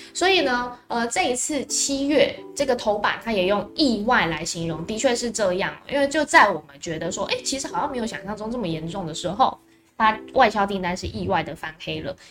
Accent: Taiwan; 我们台湾人

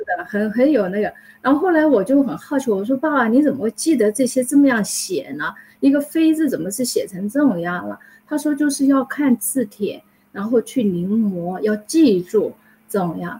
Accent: Taiwan; first language Chinese; moved away as an adult; also born or lived in Hsinchu / Kaohsiung; now in United States; 我是在台湾出生的，我在新竹出生，然后在台湾长大

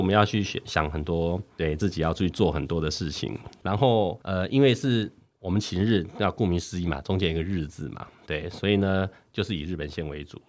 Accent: Hsinchu, Taiwan; 不能叫新竹人， 我对新竹一点都不认识

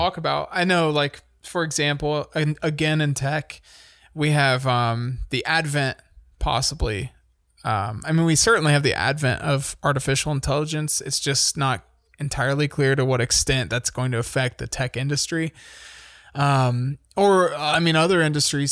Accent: United States; as an American

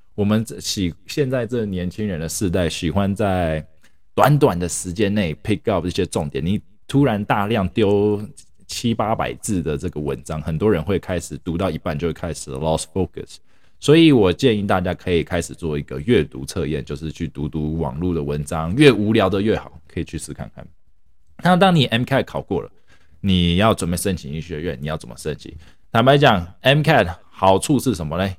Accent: Taiwan; now in United States; 我是，本身是从台湾来的

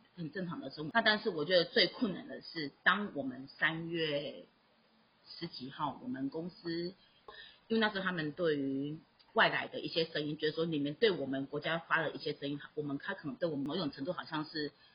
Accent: Taiwan; moved away; also born or lived in Myanmar; 我就是台湾人

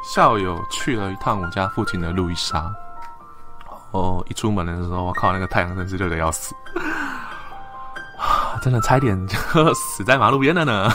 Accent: Tainan, Taiwan; 虽然我是台湾人

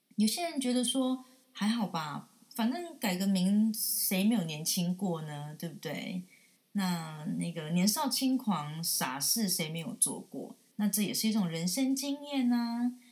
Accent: Tainan, Taiwan; 我是台南人，今年三十九岁

